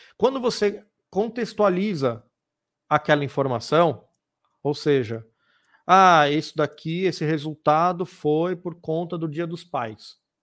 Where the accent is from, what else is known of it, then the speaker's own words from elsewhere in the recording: São Paulo, Brazil; now in Piracicaba, Brazil; quem mora ou quem nasceu ali, como foi meu caso, é, é muito bairrista